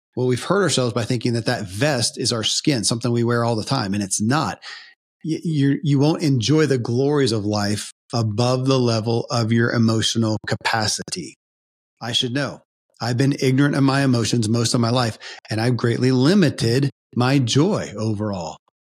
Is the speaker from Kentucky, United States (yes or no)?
yes; Kentucky, United States; born or raised there